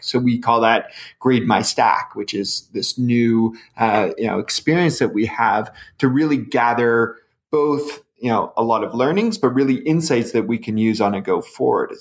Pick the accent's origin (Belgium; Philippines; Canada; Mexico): Canada; as a Canadian